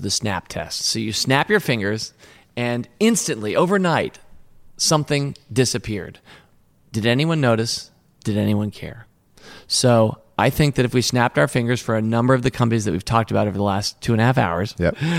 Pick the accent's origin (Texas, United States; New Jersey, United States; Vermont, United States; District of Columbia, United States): District of Columbia, United States; Washington; I grew up in Washington, D.C., and that's where we were in Alexandria.